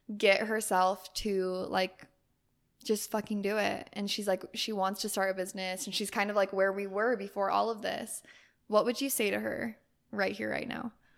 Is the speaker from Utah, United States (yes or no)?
yes; Utah, United States; moved away; my family's in Utah